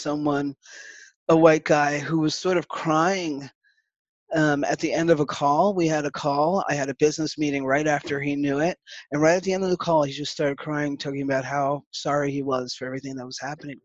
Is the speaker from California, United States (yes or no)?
no; New York City, New York, United States; growing up in the Bronx with like a rainbow of people